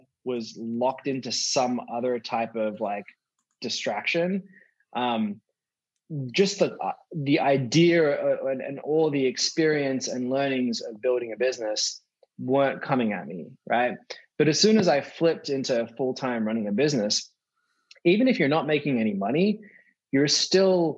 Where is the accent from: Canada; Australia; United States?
Australia; When I was growing up in Australia